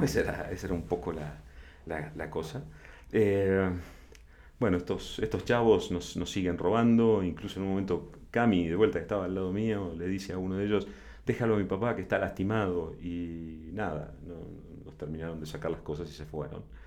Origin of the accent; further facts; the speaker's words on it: Argentina; moved away as an adult; also born or lived in Buenos Aires / La Plata; now in Mexico; soy argentino